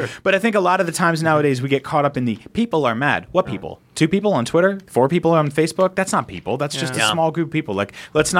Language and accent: English; San Francisco, California, United States; I'm from San Francisco.